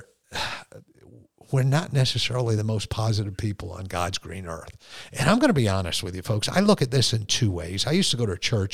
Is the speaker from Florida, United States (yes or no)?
no; Connecticut, United States; moved away as an adult; also born or lived in Fort Leonard Wood, Missouri / Korea / California; when you're born and raised in Connecticut and you're stationed at Fort Leonard Wood, Missouri, and then you're stationed in Korea